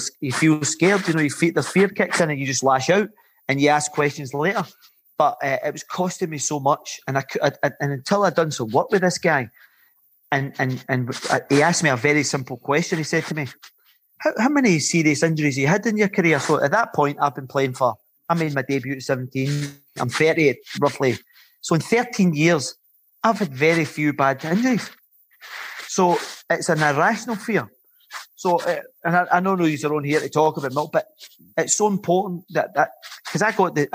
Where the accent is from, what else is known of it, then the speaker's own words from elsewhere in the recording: Glasgow, Scotland, United Kingdom; When I was growing up in the East End of Glasgow